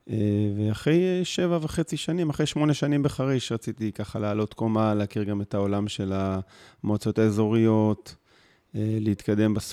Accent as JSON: {"language": "Hebrew", "region": "Northern District", "country": "Israel", "tie": "born or raised there", "lives_now": "Mitzpe Ilan, Israel", "said": "ילדים, מתגוררים ביישוב הקהילתי מצפה אילן במועצה אזורית מנשה. גדלתי בגולן, תואר ראשון בעבודה סוציאלית"}